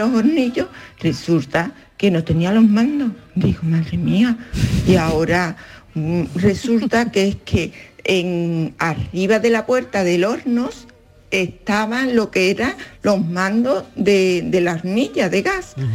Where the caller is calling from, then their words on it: Seville, Andalusia, Spain; Hola, buenas tardes. Ah